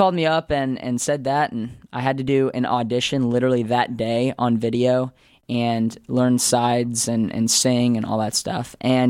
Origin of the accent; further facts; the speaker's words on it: Phoenix, Arizona, United States; moved away as an adult; now in Los Angeles, United States; I'm not from here, actually. I'm from Phoenix, Arizona, and I've only been here for a couple months